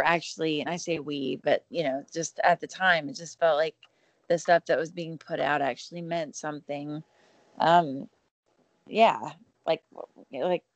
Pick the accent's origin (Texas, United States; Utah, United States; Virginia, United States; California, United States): Texas, United States; South; I was from South Texas